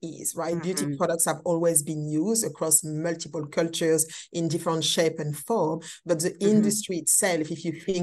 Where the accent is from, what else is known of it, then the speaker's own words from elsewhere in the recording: Paris, Île-de-France, France; moved away; I was born and raised in Paris